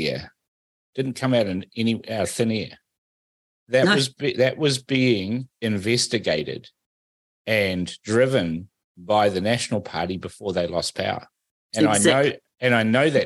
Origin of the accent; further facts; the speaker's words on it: Fiji; now in New Zealand; I was born in Fiji. I'm a Fijian.